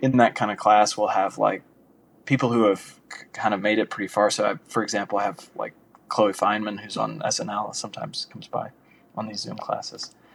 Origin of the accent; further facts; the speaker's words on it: Louisiana, United States; moved away as an adult; now in Los Angeles, United States; I'm from Louisiana originally